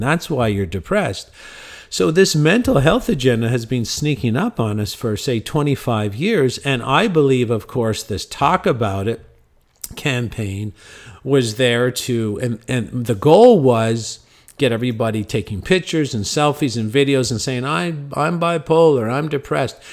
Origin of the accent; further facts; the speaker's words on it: Cornwall, Ontario, Canada; my hometown of Cornwall, Ontario